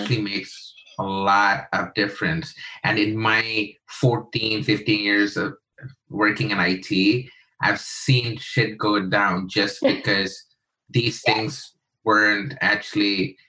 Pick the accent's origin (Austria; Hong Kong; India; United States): India; me and my wife used to do those workshops because she's American, I'm Indian